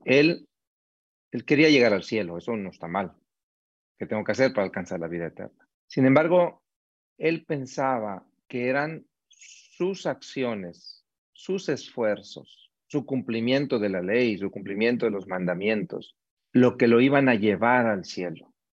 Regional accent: Monterrey, Nuevo León, Mexico; moved away as an adult; now in Mexico City, Mexico; yo soy originario de Monterrey, en México ahí he desarrollado gran parte de mi vida

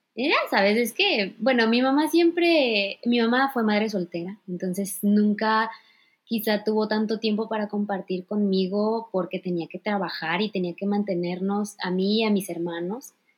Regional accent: Poza Rica, Veracruz, Mexico; moved away as an adult; now in Japan; soy de Poza Rica, Veracruz, orgullosamente. Eh, viví 18 años de mi vida hasta que cumplí la mayoría de edad

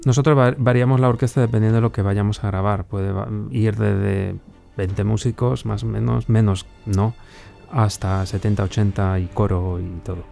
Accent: Valladolid, Castile and León, Spain; moved away as an adult; also born or lived in Slovakia; now in Bratislava, Slovakia; yo soy de aquí de Valladolid, nací aquí en Valladolid, siempre he vivido muy cerquita de donde estamos ahora

